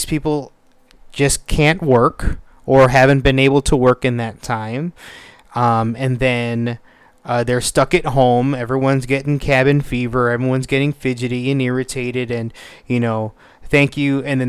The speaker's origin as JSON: {"language": "English", "country": "United States", "tie": "born or raised there", "said": "I'm born and raised in the United States"}